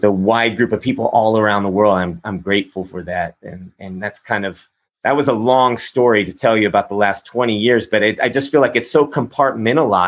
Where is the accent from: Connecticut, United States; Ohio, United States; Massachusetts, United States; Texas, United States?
Texas, United States; growing up in Texas, I mean, I have a sort of conservative background